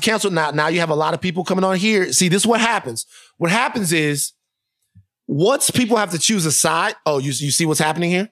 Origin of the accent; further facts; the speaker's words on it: Baton Rouge, Louisiana, United States; I bleed purple and gold because I'm from Baton Rouge.